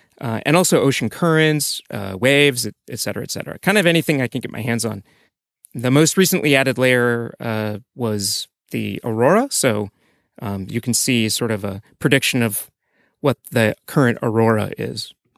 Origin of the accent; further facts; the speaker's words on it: Iowa, United States; moved away as an adult; I'm from Iowa in the United States originally, and graduated school, went to Microsoft, worked on compilers, developer tools, got tired of that after a little while, quit my job, moved to Tokyo to do something completely different.